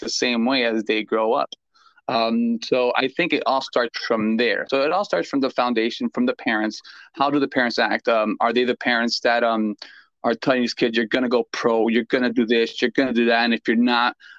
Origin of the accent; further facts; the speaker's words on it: Miami, Florida, United States; I am born and raised in Miami